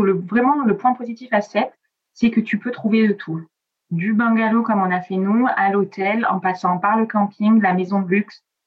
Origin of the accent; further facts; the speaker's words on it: Provence-Alpes-Côte d'Azur, France; first language Italian; French is a second language; also born or lived in Piedmont, Italy; moi je viens de la Côte d'Azur